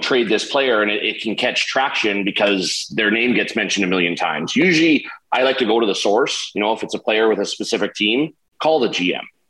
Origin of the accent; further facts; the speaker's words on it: Vancouver, Victoria, British Columbia, Canada; in Vancouver, Victoria, in my hometown